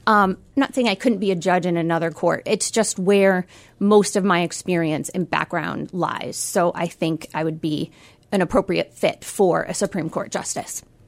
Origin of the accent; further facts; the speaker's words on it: Utica, New York, United States; also born or lived in Albany, New York / Syracuse, New York; I grew up in South Utica